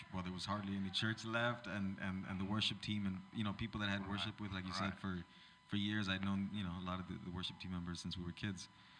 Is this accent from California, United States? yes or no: yes; Los Angeles, California, United States; So I grew up in East LA. I went to East LA Latin Life Christian School, and they had a couple of congregations there, an English and a Spanish congregation, that I was a part of.